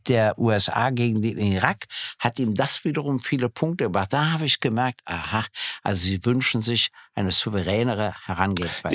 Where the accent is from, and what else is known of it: East Germany, Germany